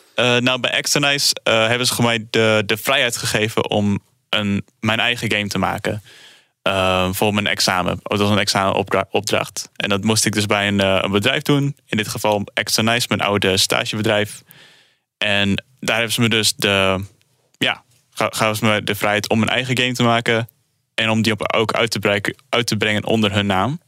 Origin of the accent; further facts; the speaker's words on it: Netherlands; we komen zelf uit Nederland